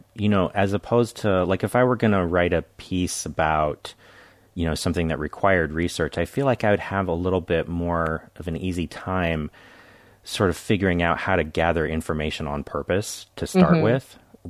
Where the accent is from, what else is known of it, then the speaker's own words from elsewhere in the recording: Carmel Valley, California, United States; Carmel Valley, California.